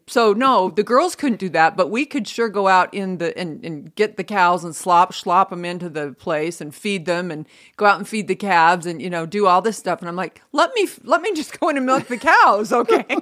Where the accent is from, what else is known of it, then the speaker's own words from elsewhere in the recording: Franklin, Idaho, United States; moved away; I'm from Franklin, Idaho, population two hundred and two